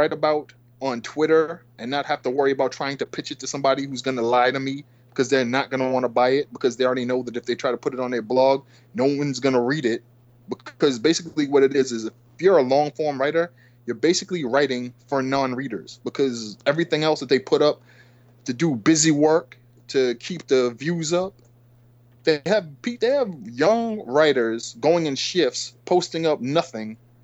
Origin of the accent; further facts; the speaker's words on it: Boston, Massachusetts, United States; my background was growing up in the South End, Lower Roxbury in Boston